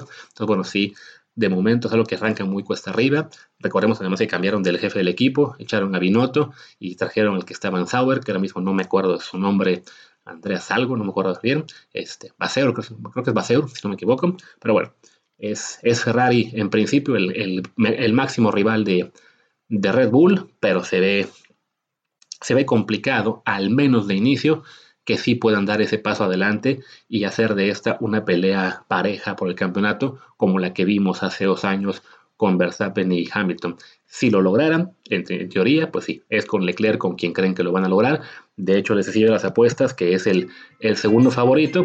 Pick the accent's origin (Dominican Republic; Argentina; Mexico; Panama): Mexico; nosotros como mexicanos